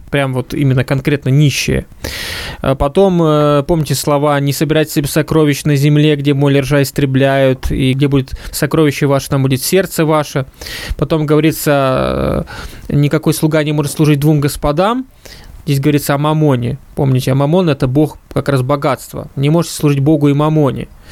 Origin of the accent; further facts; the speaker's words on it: Ukraine; moved away; я родился и вырос на Украине